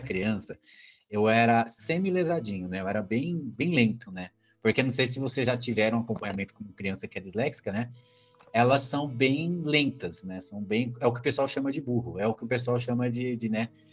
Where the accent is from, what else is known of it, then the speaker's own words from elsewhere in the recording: Brazil; como brasileiro